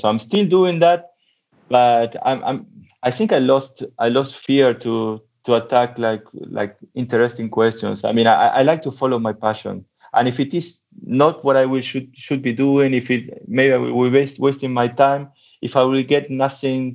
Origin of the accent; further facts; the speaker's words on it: Argentina; moved away as an adult; also born or lived in Germany / United States; now in Leicester, United Kingdom; I'm from Argentina. So I started studying physics in Argentina